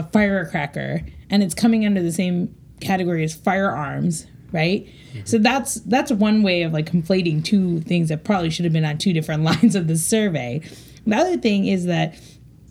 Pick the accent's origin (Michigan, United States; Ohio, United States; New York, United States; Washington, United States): Ohio, United States; Cleveland; I'm from Cleveland, Ohio